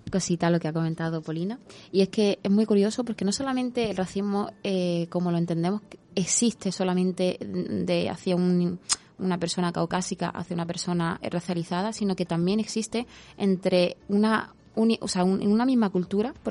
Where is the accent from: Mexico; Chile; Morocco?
Morocco; born there; first language Spanish; Yo considero que el castellano, por ejemplo, es mi idioma, o sea, mi idioma natal, aunque yo haya nacido en Marruecos, pero realmente yo pienso, actúo, o sea, mi mente funciona en español.